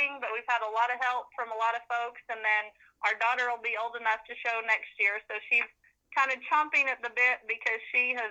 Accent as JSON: {"language": "English", "region": "Oklahoma", "country": "United States", "said": "I was Oklahoma's Lassie Queen"}